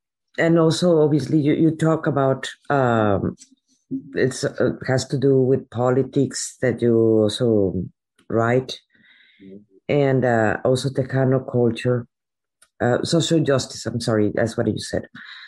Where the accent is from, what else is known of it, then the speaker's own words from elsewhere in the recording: Veracruz, Mexico; I was raised in Veracruz.